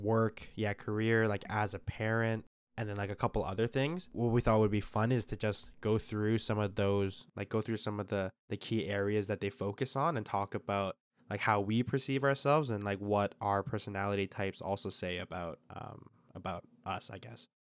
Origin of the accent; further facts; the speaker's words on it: Calgary, Alberta, Canada; moved away as an adult; now in Toronto, Canada; I'm from Calgary